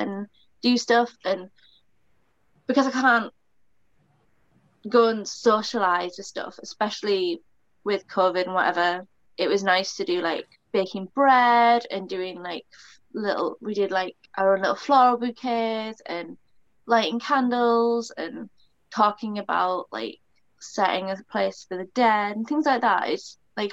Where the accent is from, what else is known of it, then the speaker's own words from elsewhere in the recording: United Kingdom; I'm British, I'm Celtic.